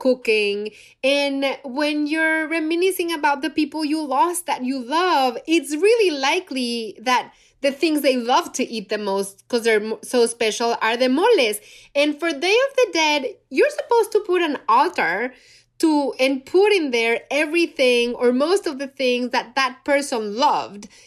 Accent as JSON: {"language": "English", "region": "Mexico City", "country": "Mexico", "tie": "born or raised there", "moved": "yes", "said": "I'm from Mexico City, born and raised there."}